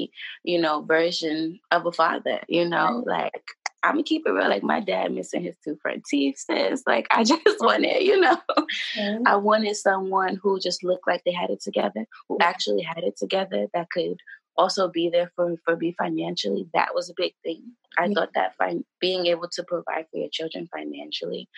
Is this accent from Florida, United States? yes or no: no; New York, United States; I'm from New York